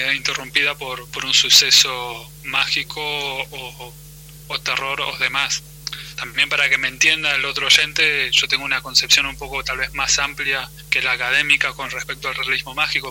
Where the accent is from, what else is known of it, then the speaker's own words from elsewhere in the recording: Argentina; como argentinos